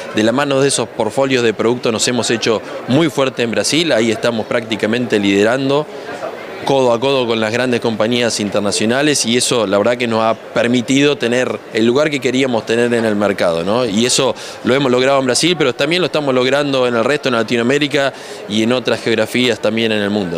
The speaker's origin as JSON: {"language": "Spanish", "town": "Escobar", "region": "Buenos Aires Province", "country": "Argentina", "tie": "born or raised there", "said": "Soy argentino, nacido en Escobar, una ciudad muy cerca de Garín"}